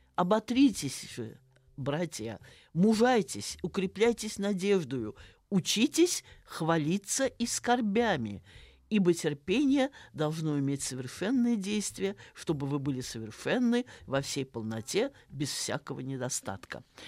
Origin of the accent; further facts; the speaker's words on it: Saratov, Saratov Oblast, Russia; moved away; родилась и выросла в Саратове, напротив города Энгельса, бывшего Покровска.